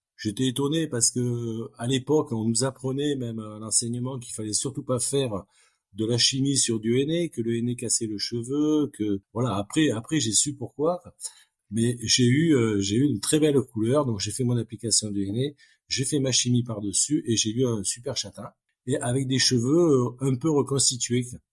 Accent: France; En tant que Français

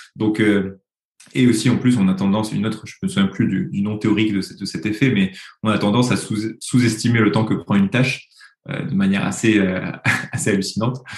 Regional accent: Toulouse, Occitania, France; now in Paris, France; je suis euh, toulousain de naissance et parisien d'adoption

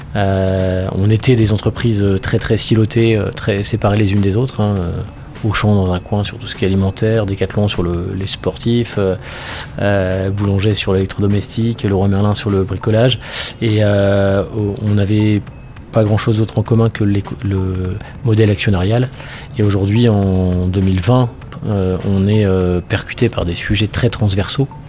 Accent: Nord, Hauts-de-France, France; moved away as an adult; je suis né dans le Nord et je suis parti euh, faire mes études après le lycée

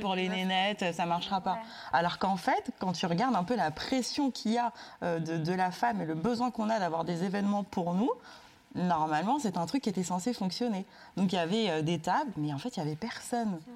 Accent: Sarcelles, Île-de-France, France; J'ai grandi à Sarcelles

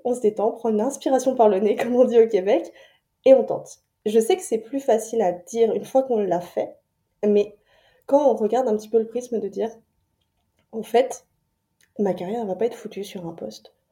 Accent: France; moved away as an adult; now in Montreal, Canada; moi je suis française expatriée à, Montréal depuis, euh, depuis 2020

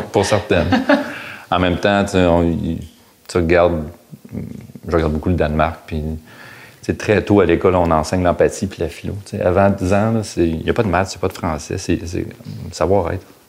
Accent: Gatineau, Quebec, Canada; moved away as an adult; now in Montreal, Canada; j'ai grandi à Hall

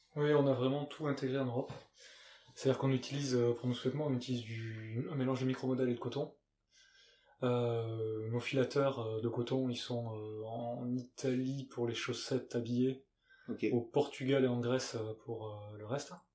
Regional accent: Gers, Occitania, France; moved away; also born or lived in United Kingdom; je suis né dans le Gers, dans le sud-ouest. Ça s'entend sûrement un petit peu.

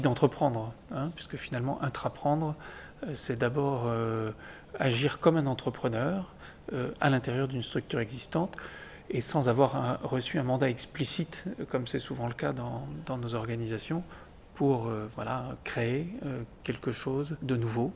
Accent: Lille, Hauts-de-France, France; moved away as an adult; also born or lived in Angers / Chile; je suis, je suis né à Lille

